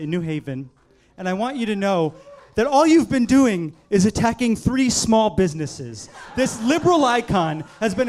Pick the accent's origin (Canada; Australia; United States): United States; Connecticut; my hometown was a factory town, and our factory made asbestos